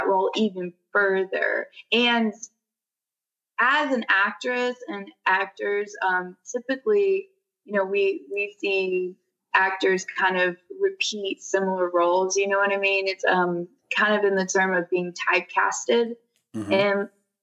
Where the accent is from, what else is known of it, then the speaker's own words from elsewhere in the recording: Nashville, Tennessee, United States; I'm an actress from Nashville, Tennessee